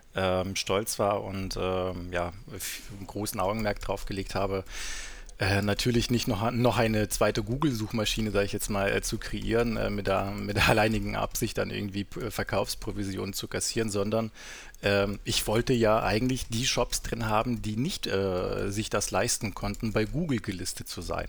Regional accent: Southern Germany, Germany; moved away as an adult; also born or lived in North Sea coast; ich bin ja in, im Süden aufgewachsen, bin dann irgendwann an die Nordsee gezogen

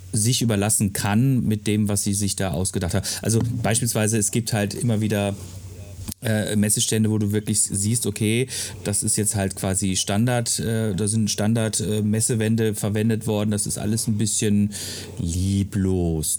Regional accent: Freiburg, Baden-Württemberg, Germany; moved away; also born or lived in Ruhr area; ich komme aus Freiburg

